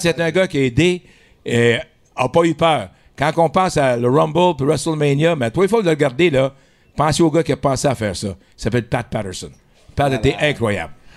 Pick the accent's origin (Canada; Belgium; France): Canada; Montreal, Quebec; Je suis coin de Delormier et Ontario, où ce qu'il a la fleur. L'autre côté de la rue, c'était le stade de baseball.